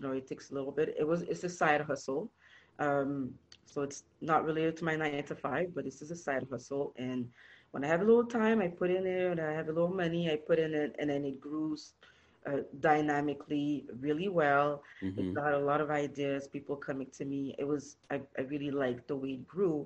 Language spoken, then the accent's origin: English; Montreal, Quebec, Canada; now in Toronto, Canada; I was born and raised in Montreal, Canada